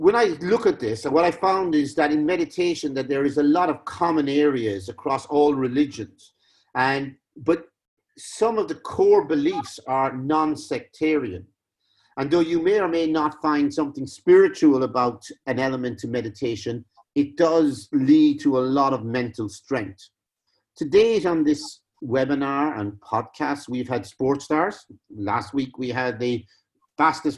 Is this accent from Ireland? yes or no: yes; Cork, Munster, Ireland; both of us being from Cork